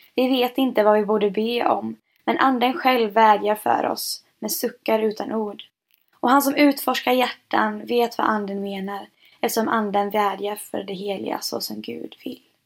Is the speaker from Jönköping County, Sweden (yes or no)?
yes; Jönköping, Jönköping County, Sweden; jag är född och uppvuxen i Pingst Jönköping och är snart 23 år gammal och har varit med här nästan hela mitt liv